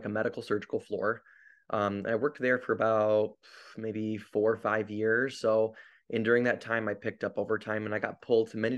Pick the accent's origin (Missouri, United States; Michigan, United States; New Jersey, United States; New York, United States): Michigan, United States; Grand Rapids; moved away as an adult; also born or lived in Salinas, California; I'm an ER nurse currently traveling, but I'm from Grand Rapids, Michigan